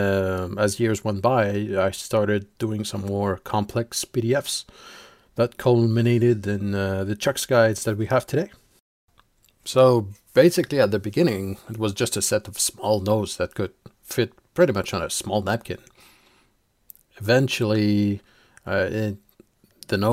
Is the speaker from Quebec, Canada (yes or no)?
yes; Quebec, Canada; I'm from Quebec, Canada